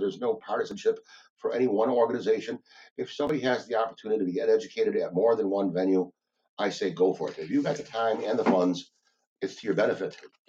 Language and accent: English; Chicago, Illinois, United States; We're both from Chicago.